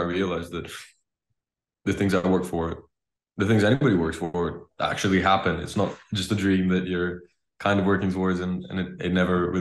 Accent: Greece; I grew up in Greece. I was born here as well.

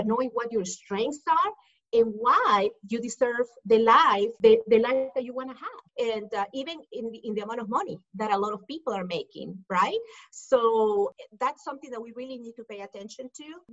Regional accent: Lima, Peru; English is a second language; moved away as an adult; now in Dallas, United States; I'm originally from Peru, from Lima, Peru. That's why you hear the accent. I moved to the U.S. when I was 18 years old

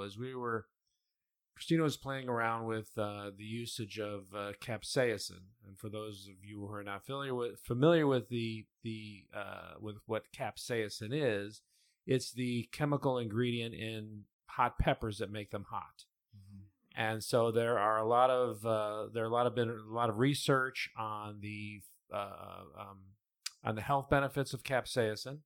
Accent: Cleveland, Ohio, United States; moved away; when they moved to Cleveland, Ohio, which is where I was born

